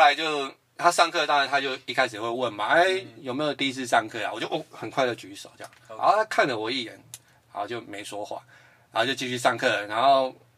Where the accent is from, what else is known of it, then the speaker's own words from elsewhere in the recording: New Taipei, Taiwan; 我是来自于新北市新庄区